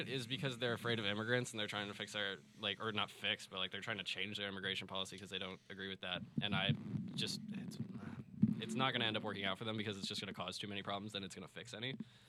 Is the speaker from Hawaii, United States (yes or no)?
yes; Hawaii, United States; moved away as an adult; now in New York City, United States; we're both from Hawaii.